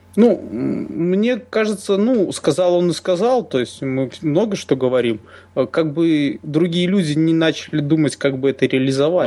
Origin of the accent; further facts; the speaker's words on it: Minsk, Belarus; мы коренные минчане